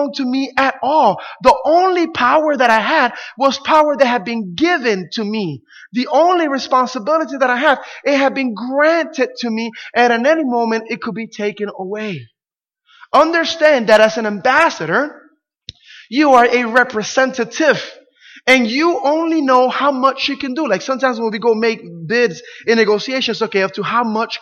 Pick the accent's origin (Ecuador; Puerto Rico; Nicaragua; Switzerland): Puerto Rico; English is a second language; moved away; when we lived in Puerto Rico, it was back in the 80s, and our rent was $15 a month